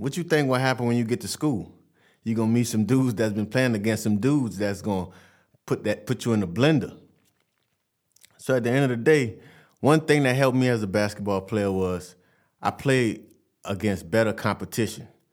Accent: Vassar, Louisiana, United States; I'm from Vassar, Louisiana.

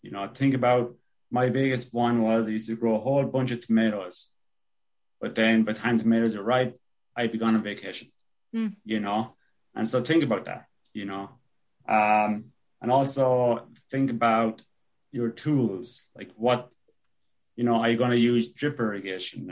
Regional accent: Ireland; also born or lived in Oregon; now in Buffalo, United States; growing up in Ireland, there was always this hazy, just constant hazy rain

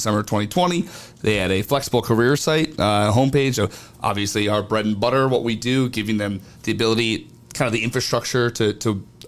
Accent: Northeast, United States; I'm from the Northeast.

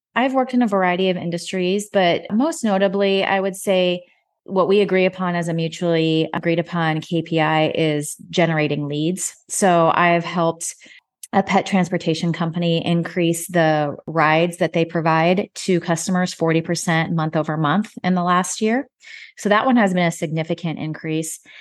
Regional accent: Nebraska, United States; moved away as an adult; also born or lived in Dallas, Texas; now in Fort Worth, United States; my home state of Nebraska

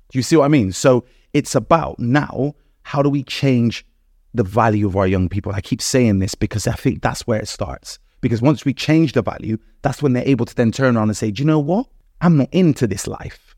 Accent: Bristol, South West England, United Kingdom; also born or lived in Gloucester; I grew up predominantly in Bristol, but I did move around

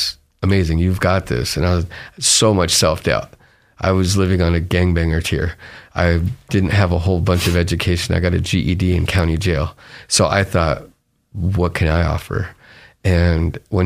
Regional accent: Compton, California, United States; now in Treasure Valley, Idaho, United States; I grew up in a trap house in Compton

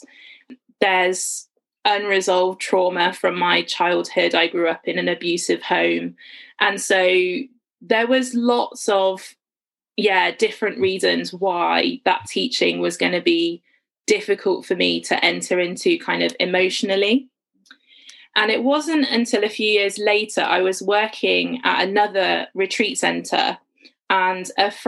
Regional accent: Worcestershire, West Midlands, United Kingdom; moved away as an adult; now in St Albans, United Kingdom; I grew up in Worcestershire in the West Midlands, but I've lived in and around St Albans for kind of the last about 9 years

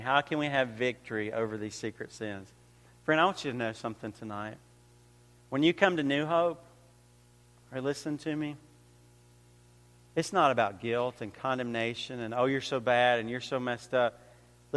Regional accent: Georgia, United States; moved away as an adult; now in New York, United States; I came from Georgia, but I've been living in New York for about 5 or 6 years

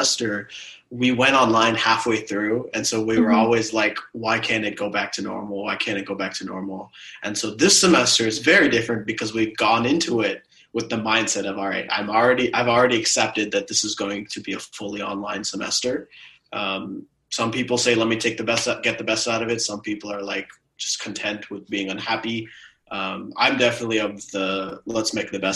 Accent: Cupertino, California, United States; I am from Cupertino, California, but I am taking Zoom University from right off campus

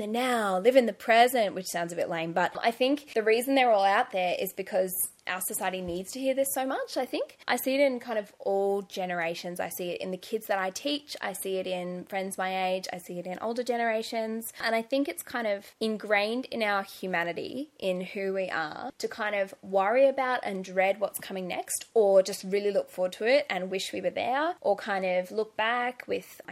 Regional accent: Gold Coast, Queensland, Australia; moved away as an adult; also born or lived in Brisbane; I was born in Brisbane into a Christian family, which is amazing and such a blessing from God. We moved down to the Gold Coast when I was in grade 2 because Dad got called to pastor a church down there. So I kind of grew up there.

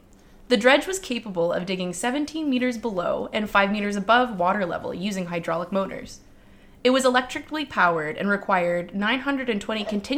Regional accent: London, Ontario, Canada; now in Ottawa, Canada; I've been doing a lot of driving back and forth between Ottawa and my hometown in London.

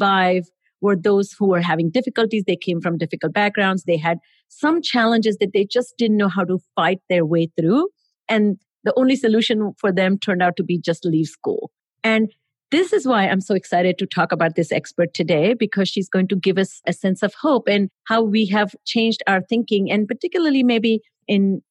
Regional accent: India; moved away; I grew up in India

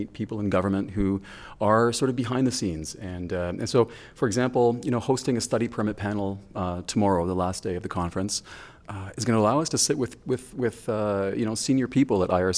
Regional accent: Lagos, Nigeria; So I was really fortunate in that I grew up in West Africa. I spent so much time in Nigeria. 8 years of my life I spent with my father in Lagos, Nigeria.

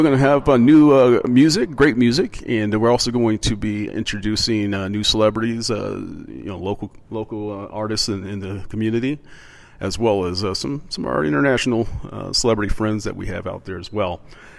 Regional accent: Midwest, United States; also born or lived in East Coast, United States; Now, being a kid in the 80s, growing up in the Midwest and East Coast

